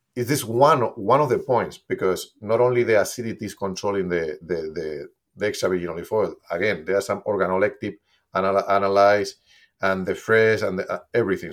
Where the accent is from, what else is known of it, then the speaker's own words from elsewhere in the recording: Spain; moved away; since I'm from Spain, I, my family was producing olive oil always. Basically, I grew up using olive oil